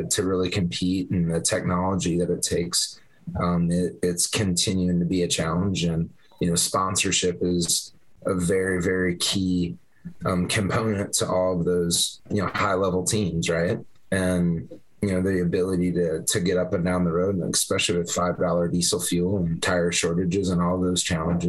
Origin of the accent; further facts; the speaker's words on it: Vinton, Iowa, United States; I grew up in the Vinton area